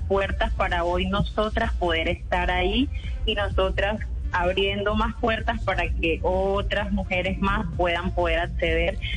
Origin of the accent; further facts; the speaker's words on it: Santa Marta, Magdalena, Colombia; moved away as an adult; now in Cúcuta, Colombia; yo soy de Santa Marta, toda mi vida nací en Santa Marta, eh, nací, viví, crecí en Santa Marta